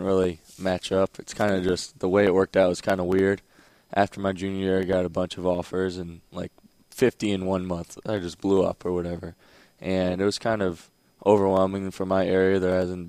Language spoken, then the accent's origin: English; Pennsylvania, United States; moved away as an adult; now in Florida, United States; I'm from Pennsylvania